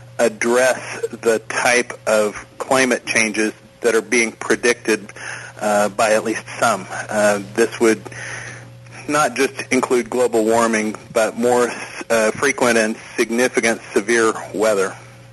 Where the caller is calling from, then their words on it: Missouri, United States; I'm calling from Missouri